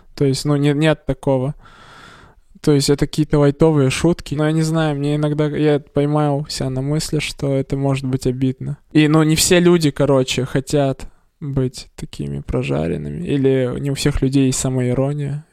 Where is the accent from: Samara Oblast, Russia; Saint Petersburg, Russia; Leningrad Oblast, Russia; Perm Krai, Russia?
Perm Krai, Russia; Perm; я из Закамска